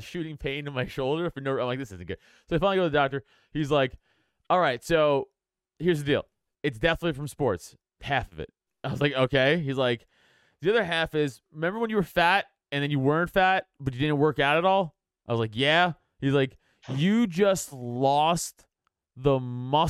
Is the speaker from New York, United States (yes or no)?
yes; New York City, New York, United States; moved away as an adult; also born or lived in Philadelphia area; now in outside Philadelphia, United States; I grew up in Staten Island next to the dump